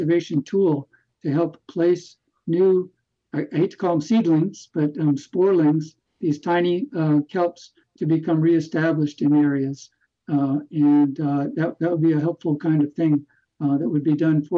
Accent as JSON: {"language": "English", "region": "Hawaii", "country": "United States", "tie": "born or raised there", "also_born_or_lived": "California", "moved": "yes", "said": "I grew up in California and as a child moved to Hawaii. And so I grew up really in these beautiful places"}